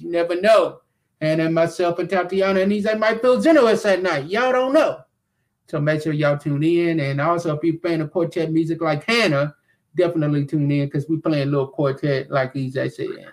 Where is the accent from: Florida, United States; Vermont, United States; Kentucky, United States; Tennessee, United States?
Kentucky, United States; Glasgow; that is right in my home city and right, in, right where I'm from.